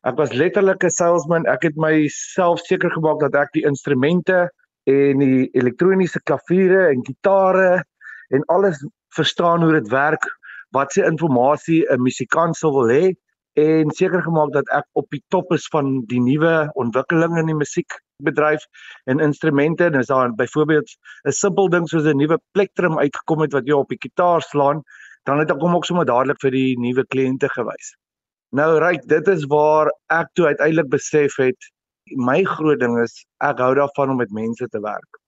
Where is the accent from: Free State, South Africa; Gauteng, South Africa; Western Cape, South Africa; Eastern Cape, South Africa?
Gauteng, South Africa; Vereeniging; Ja, ek het skool gegaan in Vereniging in Hoërskool 3 Riviere. Ek het my hele skoolloopbaan daar deurgebring